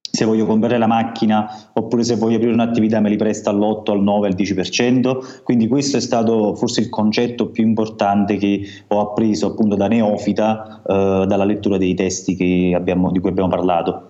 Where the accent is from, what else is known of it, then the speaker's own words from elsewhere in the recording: Amalfi Coast, Campania, Italy; now in Turin, Italy; sul mio paese di origine che è in costiera malfitana, come si sente dal mio, dal mio accento